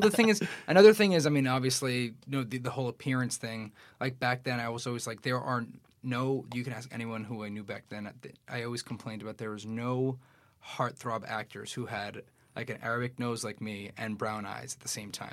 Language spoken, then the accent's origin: English; New York City, New York, United States; I grew up in Queens, I grew up in Astoria